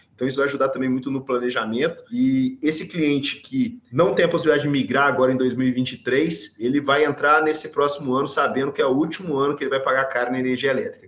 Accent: Minas Gerais, Brazil; Eu sou de Minas

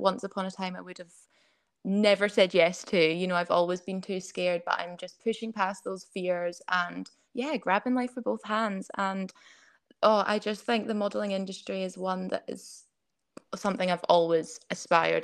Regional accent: Scottish Borders, Scotland, United Kingdom; also born or lived in Edinburgh; So I was born in Edinburgh. And then I moved down to the Scottish borders to a very small village when I was only about two. So it's all I've ever known.

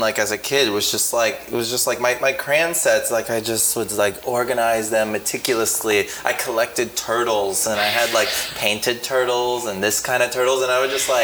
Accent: Miami, Florida, United States; moved away as an adult; also born or lived in Argentina / New Orleans / Chicago; I grew up in, like, southwest Miami, Westchester neighborhood.

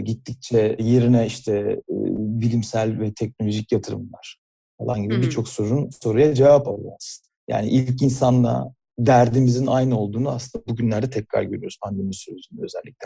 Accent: Burdur, Turkey; aslen Burdurluyum ve annemin evindeki küçük bahçede

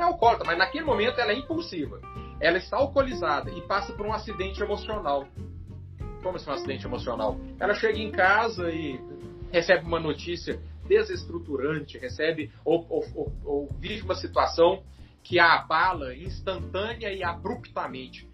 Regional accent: Minas Gerais, Brazil; Como um bom mineiro, eu vou dizer, uai, uai

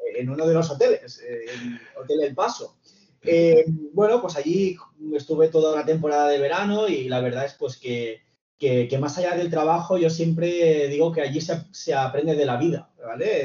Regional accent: Reus, Catalonia, Spain; soy de Reus

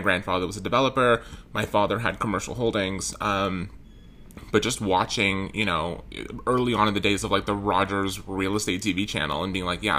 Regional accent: Richmond Hill, Ontario, Canada; I was born in Richmond Hill, just north of the city.

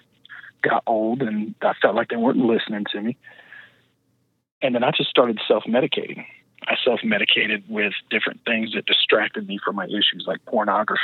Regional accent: Kansas City, United States; moved away; I was actually born and raised in Kansas City

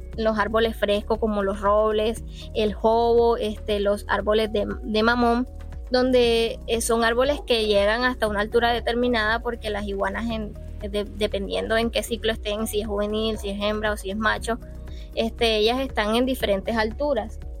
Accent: Baranoa, Atlántico, Colombia; yo amante de mi tierra obviamente sé la riqueza que, mi Baranoa me ofrece

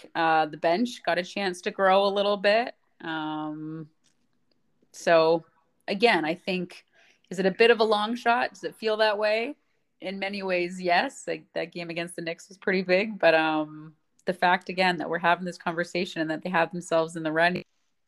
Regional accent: Canada; I think just as a Canadian

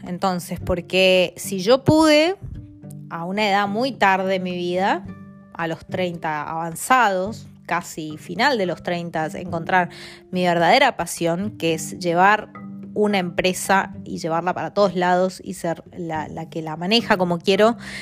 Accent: Mendoza, Argentina; moved away as an adult; also born or lived in Italy / Spain / Buenos Aires; now in London, United Kingdom; soy de Argentina, de Mendoza y vivo en Londres

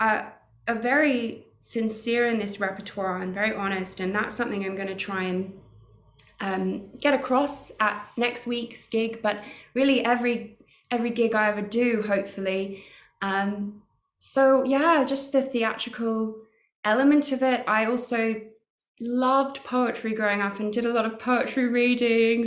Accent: Australia; moved away as an adult; now in London, United Kingdom; I grew up in Australia

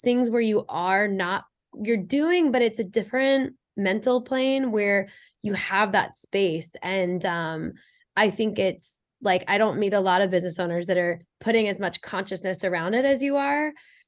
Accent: Midwest, United States; it's not just Boston, but I picked up on like this rush energy when I moved to the East Coast, because I'm also from the Midwest.

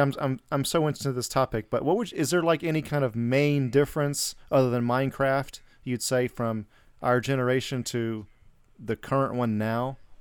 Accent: Atlanta, Georgia, United States; moved away; I'm from Atlanta originally

